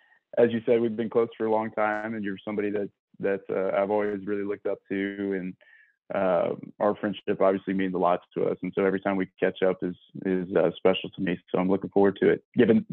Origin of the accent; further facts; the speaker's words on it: Gig Harbor, Washington, United States; also born or lived in Bay Area, California / Idaho; After third grade, our family packed up and moved and settled in Gig Harbor, Washington, which is where we kind of put roots down from fourth grade all the way through high school.